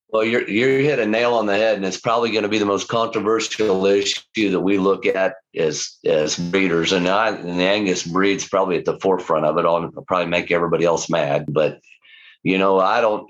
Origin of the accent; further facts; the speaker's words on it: Lawrence, Kansas, United States; this is home to us. It's the only place I've ever known. I've I've lived. I grew up in the house